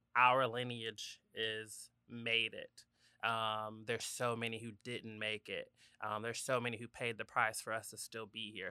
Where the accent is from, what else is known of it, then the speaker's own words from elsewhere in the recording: Gwinnett County, Georgia, United States; also born or lived in Talladega, Alabama; I went to high school in Gwinnett County.